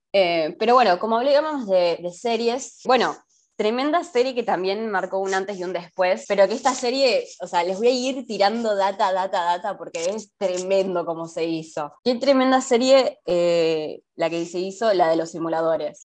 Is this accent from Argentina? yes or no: yes; Argentina; acá los argentinos vamos, o sea, literalmente acá en Argentina